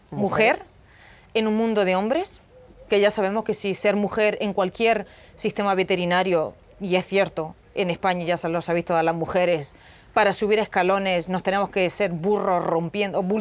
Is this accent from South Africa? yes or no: yes; South Africa; que yo crecí en Sudáfrica con, con sudafricanos o con gente local y no tenía ningún prejuicio.